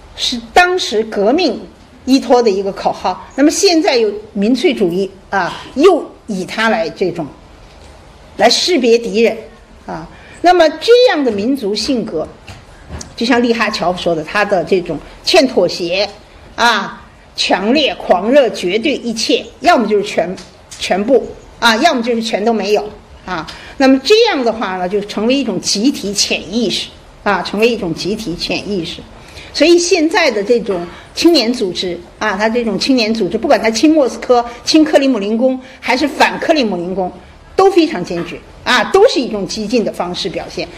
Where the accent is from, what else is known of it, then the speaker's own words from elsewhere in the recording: China; 我们中国人这边